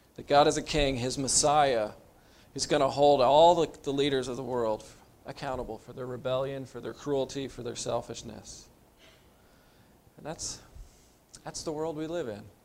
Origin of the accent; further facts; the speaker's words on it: United States; we're American